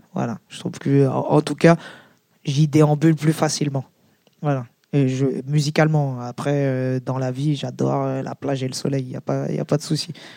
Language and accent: French; Seine-Saint-Denis, Île-de-France, France; le 93, c'est chez moi, par exemple. Le, 93, euh, c'est plus chez moi que la France, bizarrement